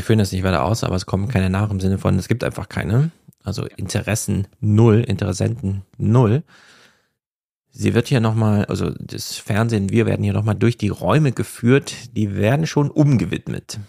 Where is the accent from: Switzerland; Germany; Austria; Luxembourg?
Germany; East Germany; now in Frankfurt am Main, Germany; ich bin ja Ostdeutsche und Heide